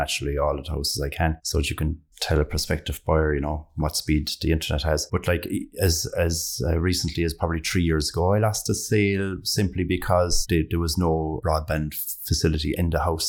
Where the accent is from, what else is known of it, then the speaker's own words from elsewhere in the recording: Ireland; being Irish